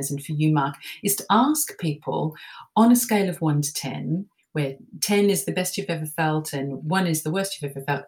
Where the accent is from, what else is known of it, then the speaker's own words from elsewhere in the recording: Melbourne, Victoria, Australia; I grew up in Melbourne, Australia, and went to a convent school there